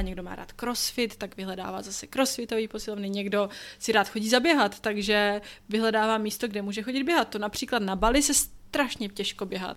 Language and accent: Czech; Czechia; moved away; odkud pocházíte, což pro nás je Česko